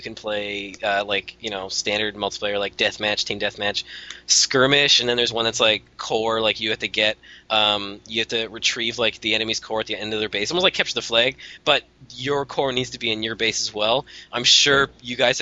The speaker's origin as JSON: {"language": "English", "country": "Canada", "said": "I'm Canadian"}